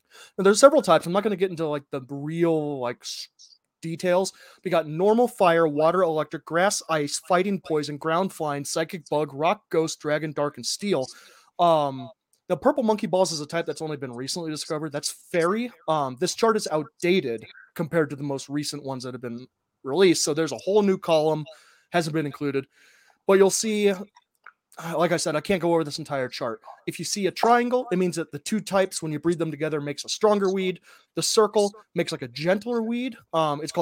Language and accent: English; Ohio, United States; growing up in Midwest Ohio